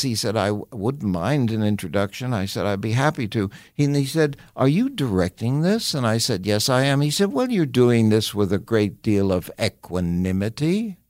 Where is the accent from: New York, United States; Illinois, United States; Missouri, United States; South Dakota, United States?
New York, United States; you're a little kid growing up in the West Side of New York